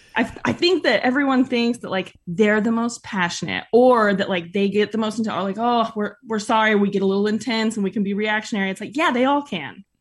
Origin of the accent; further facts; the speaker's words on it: Northern California, United States; moved away as an adult; also born or lived in San Francisco; now in Utah, United States; growing up in Northern California